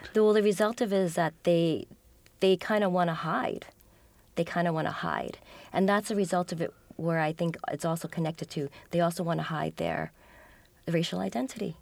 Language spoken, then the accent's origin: English; United States; I'm an American born